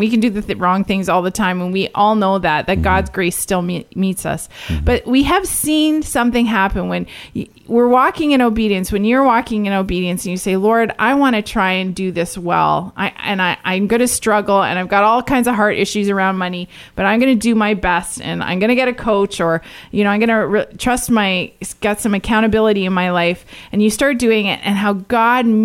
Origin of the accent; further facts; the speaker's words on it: Canada; each of us as Canadian families